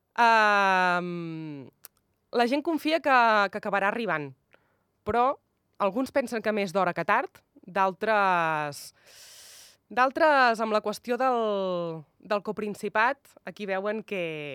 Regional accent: Tordera, Catalonia, Spain; now in Andorra; Vinc d'un poble doncs, que també doncs, és terra de, de hockey, hoquei

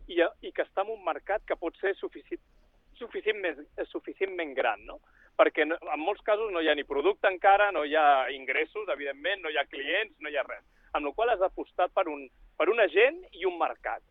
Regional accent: Barcelona, Catalonia, Spain; moved away as an adult; also born or lived in Switzerland / Silicon Valley, United States; sóc de Barcelona, molt jove vaig marxar a Suïssa

